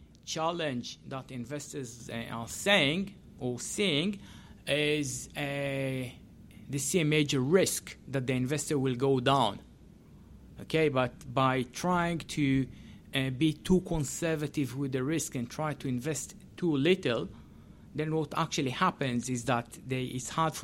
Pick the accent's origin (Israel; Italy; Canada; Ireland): Israel; English is a second language; And I came from Israel, and you see that in many, many cases